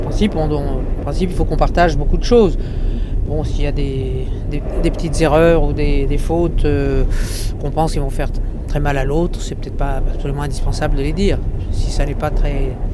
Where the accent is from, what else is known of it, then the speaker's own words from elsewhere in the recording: Marseille, Provence-Alpes-Côte d'Azur, France; nous sommes tous les deux marseillais.